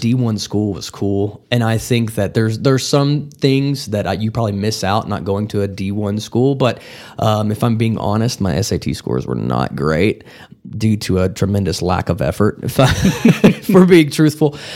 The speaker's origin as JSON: {"language": "English", "town": "Wellington", "region": "Texas", "country": "United States", "tie": "born or raised there", "lives_now": "Amarillo, United States", "said": "I grew up the majority of my life in a, a town about ninety miles southeast of here called Wellington, Texas"}